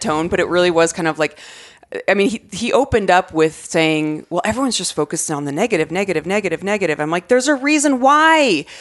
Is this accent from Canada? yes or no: no; Arizona, United States; growing up in Arizona